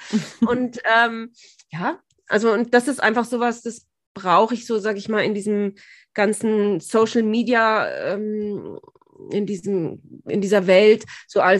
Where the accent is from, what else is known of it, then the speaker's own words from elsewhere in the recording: Bad Tölz, Bavaria, Germany; Und weil Tölz eben meine Heimatstadt ist, war das irgendwie so, ah, das hat mich wahnsinnig gefreut.